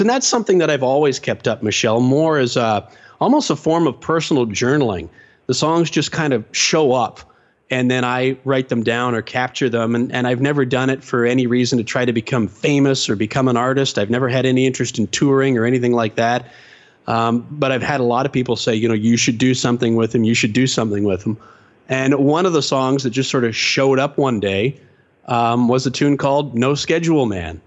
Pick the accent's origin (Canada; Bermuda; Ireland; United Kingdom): Canada; London, Ontario; I grew up in London, Ontario, Canada